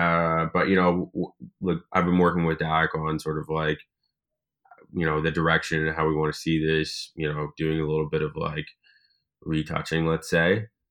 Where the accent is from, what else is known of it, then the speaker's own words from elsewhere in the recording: Ottawa, Ontario, Canada; now in Toronto, Canada; growing up in Ottawa, it, it didn't really have that, like, I didn't really understand what that meant until I moved here.